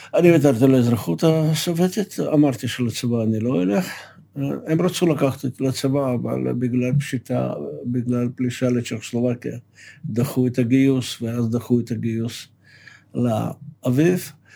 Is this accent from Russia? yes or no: yes; Moscow, Russia; moved away as an adult; now in Israel; נולדתי במושקו